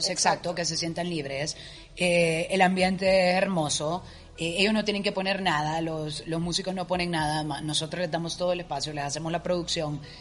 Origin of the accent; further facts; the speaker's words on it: Honduras; orgullosa de mi tierra orgullosa de mi gente